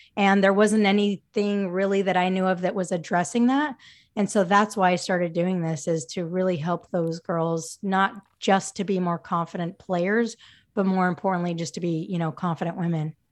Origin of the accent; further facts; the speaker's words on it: Utah, United States; transferred, um, back to my, my home state, Utah State